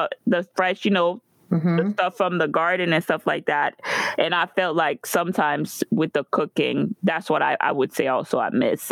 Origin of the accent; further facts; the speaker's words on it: Guadeloupe; moved away; I remember growing up in Guadeloupe